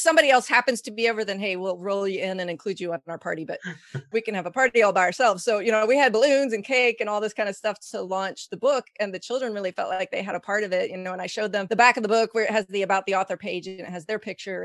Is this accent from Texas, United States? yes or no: yes; Texas, United States; moved away as an adult; we just moved back to Texas, which is my home state